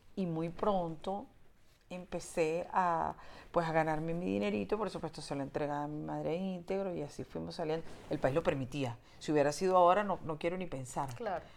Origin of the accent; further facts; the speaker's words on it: Venezuela; yo nazco en la, la, democracia de Venezuela y yo, mm, pues soy venezolana